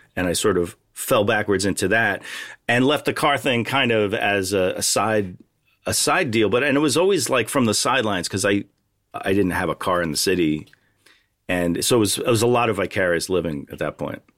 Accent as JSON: {"language": "English", "region": "New York suburbs", "country": "United States", "tie": "born or raised there", "said": "I grew up in a New York suburb"}